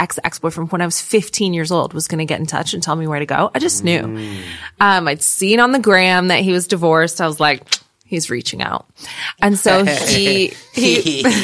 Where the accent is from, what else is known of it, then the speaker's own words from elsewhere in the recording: Canada; moved away as an adult; now in United Kingdom; being North American